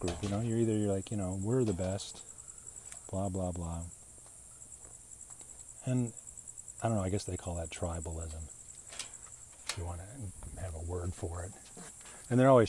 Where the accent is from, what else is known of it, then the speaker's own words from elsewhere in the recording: United States; us Americans